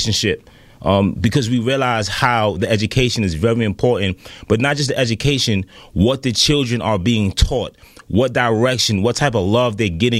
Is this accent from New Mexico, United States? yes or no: no; New York City, New York, United States; I was born and raised in Brooklyn.